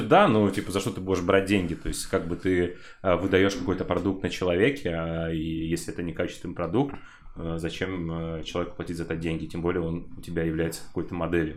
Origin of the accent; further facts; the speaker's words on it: Buy, Kostroma Oblast, Russia; Я, короче, из Костромской области, э, с города Буя, сам родом